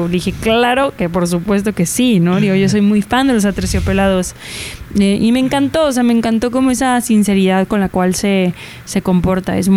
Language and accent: Spanish; Guadalajara, Jalisco, Mexico; Yo soy de Guadalajara